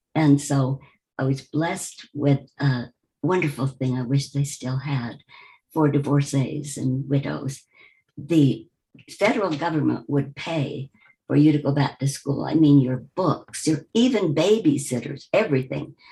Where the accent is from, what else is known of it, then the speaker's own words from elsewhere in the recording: Wichita, Kansas, United States; I grew up in the Midwest, Wichita, Kansas